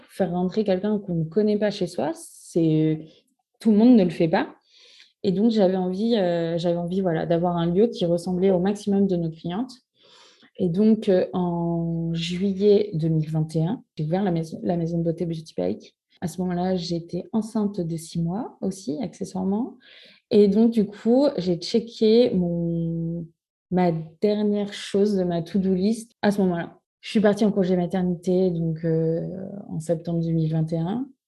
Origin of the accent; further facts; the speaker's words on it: Normandy, France; moved away as an adult; now in Bordeaux, France; je suis normande. Je suis arrivée à Bordeaux pour les études de mon conjoint